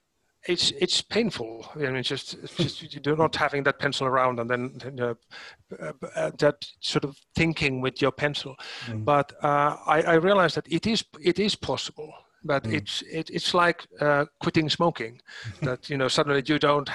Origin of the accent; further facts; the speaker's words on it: Helsinki, Uusimaa, Finland; my home city, my home country. Helsinki is by the sea.